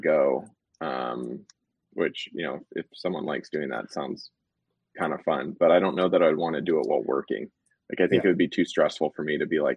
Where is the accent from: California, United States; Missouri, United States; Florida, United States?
California, United States; also born or lived in New York City / Los Angeles; we're both from California